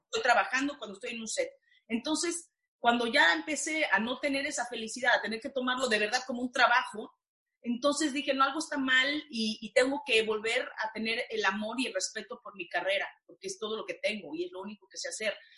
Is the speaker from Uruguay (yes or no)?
no; Mexico; moved away; una actriz, mujer, latina, mexicana